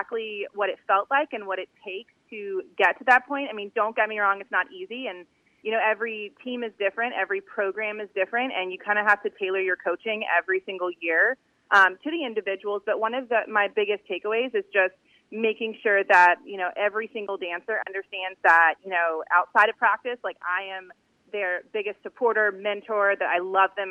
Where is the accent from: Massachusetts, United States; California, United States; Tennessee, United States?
Tennessee, United States; Germantown; moved away as an adult; also born or lived in Charleston, South Carolina; I am from the area. I am actually from Germantown, Tennessee. I dance for Christian Brothers High School.